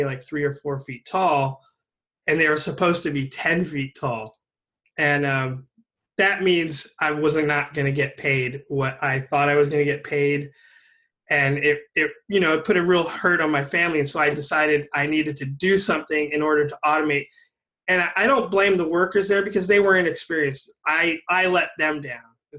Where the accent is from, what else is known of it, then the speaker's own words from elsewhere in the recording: California, United States; also born or lived in Humboldt County, California; I was born in California and I moved up to Humboldt County, which when I was in high school